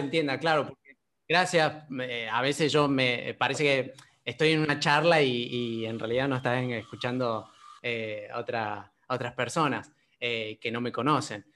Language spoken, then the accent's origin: Spanish; San Luis, Argentina; moved away; yo soy de San Luis, de San Luis Capital, eh, allá no estudié nada de teatro, salvo eh, títeres, porque bueno, mi mamá es títera. entonces bueno, desde ahí, de los 10, 11 años ya hacía títeres